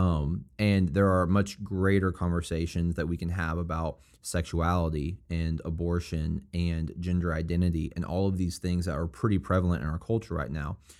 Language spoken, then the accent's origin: English; Springfield, Missouri, United States; I'm from Springfield, Missouri, and it's a college town